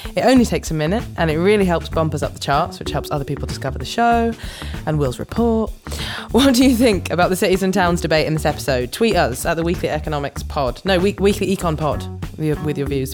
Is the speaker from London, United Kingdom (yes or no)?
no; Morley, Yorkshire and the Humber, United Kingdom; I'm from Morley